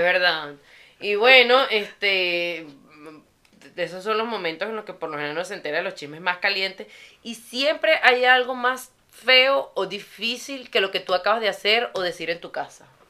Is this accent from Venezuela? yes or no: yes; Venezuela; born or raised there; moved away